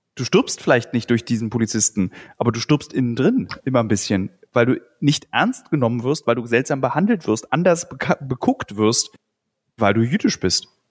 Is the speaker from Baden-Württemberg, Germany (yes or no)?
no; Berlin, Germany; Ich bin ja Berliner.